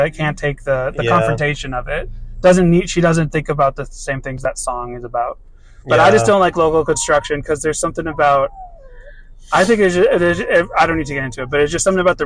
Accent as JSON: {"language": "English", "town": "Boston", "region": "Massachusetts", "country": "United States", "tie": "born or raised there", "also_born_or_lived": "Florida", "moved": "as an adult", "said": "I grew up in Boston"}